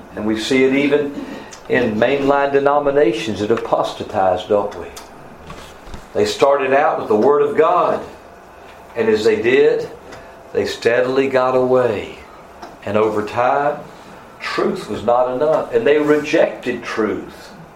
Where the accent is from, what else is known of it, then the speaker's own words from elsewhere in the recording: North Carolina, United States; I was from North Carolina